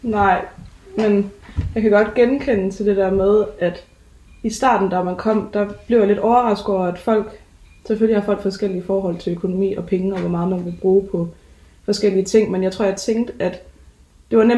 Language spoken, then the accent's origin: Danish; Give, Southern Denmark, Denmark; kommer fra øh, en lille by, der hedder Give.